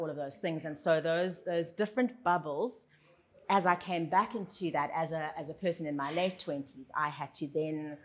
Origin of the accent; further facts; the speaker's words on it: Cape Town, Western Cape, South Africa; moved away as an adult; also born or lived in United Kingdom; I grew up in Camps Bay in Cape Town